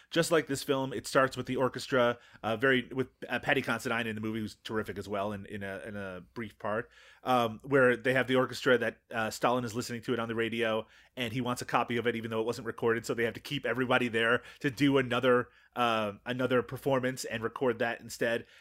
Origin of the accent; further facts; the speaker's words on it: Canada; as a Canadian